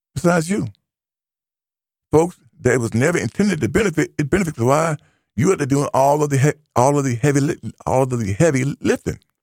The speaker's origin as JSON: {"language": "English", "country": "United States", "said": "I am an American"}